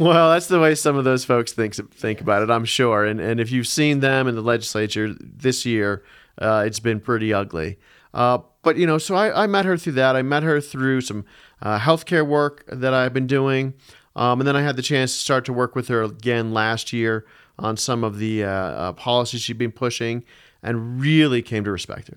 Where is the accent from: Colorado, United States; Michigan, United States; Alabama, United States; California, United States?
Colorado, United States; Denver; I grew up in Denver. I grew up just on the west side of Denver in Jeffco. Went to Green Mountain High School